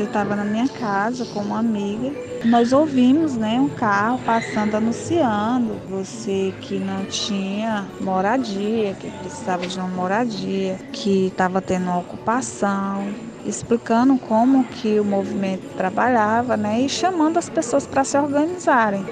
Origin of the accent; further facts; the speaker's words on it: Fortaleza, Ceará, Brazil; aqui no meu bairro, sou de Fortaleza, Ceará